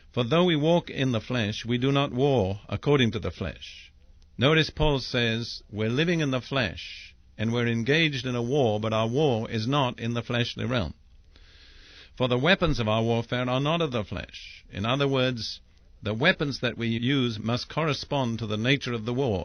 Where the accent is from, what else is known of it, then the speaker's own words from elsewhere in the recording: England, United Kingdom; I'm English by background